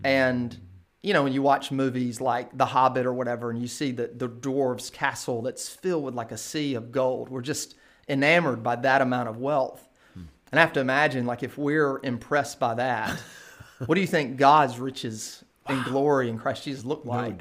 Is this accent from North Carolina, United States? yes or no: yes; Kinston, North Carolina, United States; now in Durham, United States; born and raised in Kinston, North Carolina